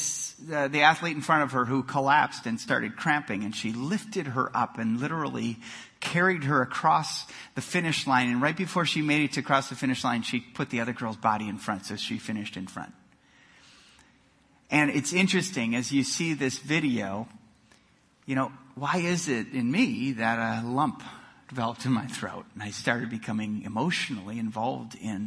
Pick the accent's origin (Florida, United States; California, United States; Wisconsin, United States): Wisconsin, United States; Milwaukee; moved away; I grew up in Milwaukee, Wisconsin